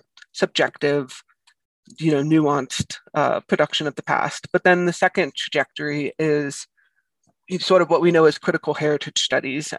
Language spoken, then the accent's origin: English; Connecticut, United States; moved away; I was back in Connecticut, because I'm from Connecticut, and I thought to visit this town, Ivoryton, which is just a few miles away from where I grew up.